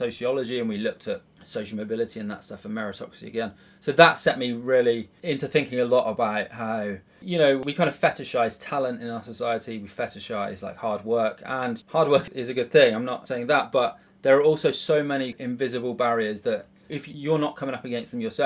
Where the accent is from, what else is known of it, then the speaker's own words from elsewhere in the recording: Bridgwater, South West England, United Kingdom; moved away as an adult; now in London, United Kingdom; I was born in Bridgewater. It's like a working class kind of outpost in Somerset